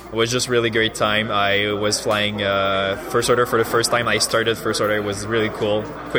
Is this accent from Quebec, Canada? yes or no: yes; Montreal, Quebec, Canada; I'm from Montreal.